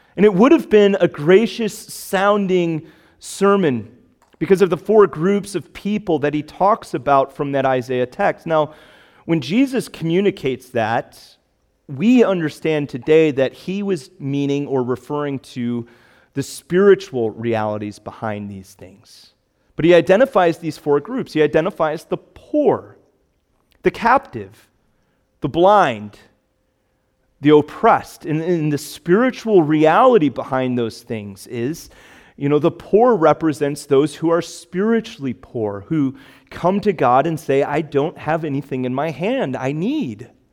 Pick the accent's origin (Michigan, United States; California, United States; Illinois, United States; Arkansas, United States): Illinois, United States; Chicago; now in Cape Cod, United States; I grew up in the Chicagoland area.